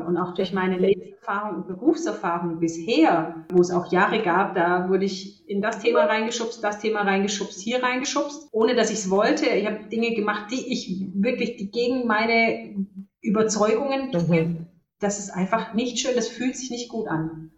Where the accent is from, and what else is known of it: Germany; born or raised there; also born or lived in Romania